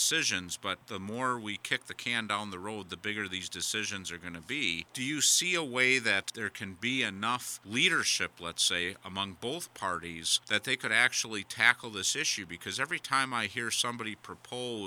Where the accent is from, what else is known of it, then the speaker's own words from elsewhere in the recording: Wisconsin, United States; I'm from Wisconsin. There was a lot of upheaval here